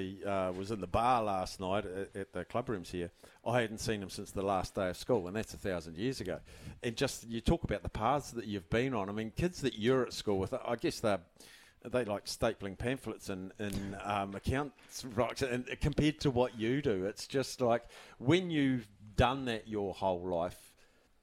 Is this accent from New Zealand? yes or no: yes; Palmerston North, Manawatū-Whanganui, New Zealand; from being a kid growing up in Palmy